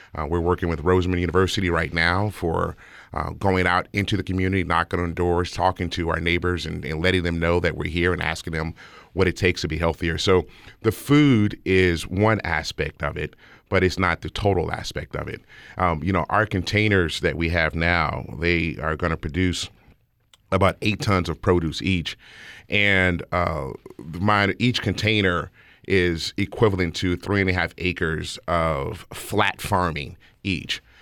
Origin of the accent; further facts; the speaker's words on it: Las Vegas, Nevada, United States; I'm born and raised in Las Vegas. I'm born and raised in the historic West Side. I live in the house I grew up in.